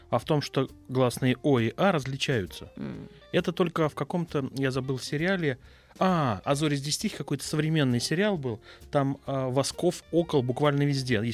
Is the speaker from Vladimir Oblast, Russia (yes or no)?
yes; Gus-Khrustalny, Vladimir Oblast, Russia; moved away as an adult; now in Moscow, Russia; Я да, родился в Гусе Хрустальном Владимирской области.